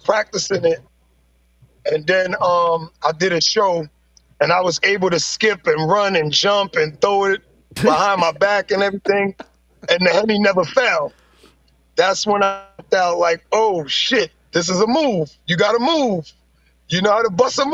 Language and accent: English; New York City, New York, United States; I'm from the Bronx. I'm from a place called Bronxdale. That's where my uncle's from. And I grew up seeing it.